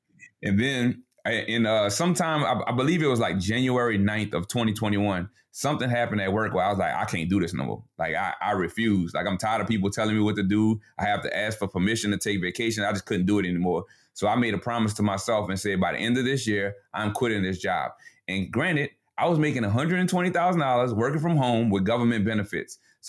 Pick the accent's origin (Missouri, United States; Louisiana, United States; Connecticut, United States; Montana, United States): Louisiana, United States; New Orleans; now in Baton Rouge, United States; We're both from New Orleans, but we live in a suburb of Baton Rouge right now